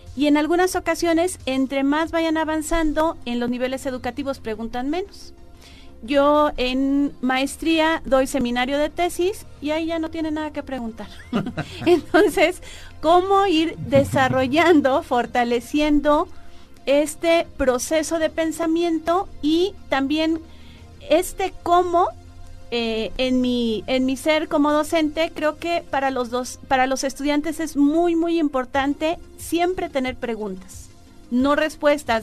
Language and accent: Spanish; San Luis Potosí, Mexico; moved away as an adult; also born or lived in Guadalajara / Guanajuato; now in Hidalgo, Mexico; Yo nací en Guadalajara, eh, crecí en San Luis Potosí.